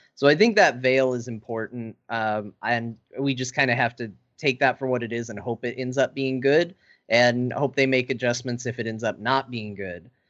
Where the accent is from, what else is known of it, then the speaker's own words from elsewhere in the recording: Arizona, United States; I grew up in Arizona